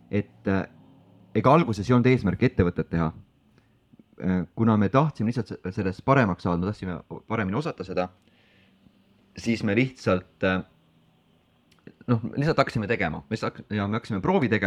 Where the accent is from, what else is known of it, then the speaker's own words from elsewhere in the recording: Estonia; ja olles esimene eestlane, kes seal käis